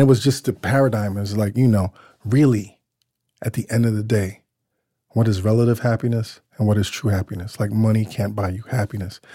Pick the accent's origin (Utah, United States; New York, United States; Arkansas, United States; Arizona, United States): New York, United States; New York City; I grew up in Crown Heights, the Crown Heights section of Brooklyn